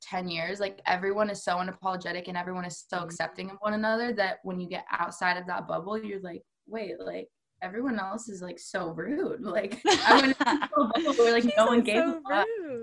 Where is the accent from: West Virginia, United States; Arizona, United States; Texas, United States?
Arizona, United States; Phoenix; I personally like grew up pretty close to downtown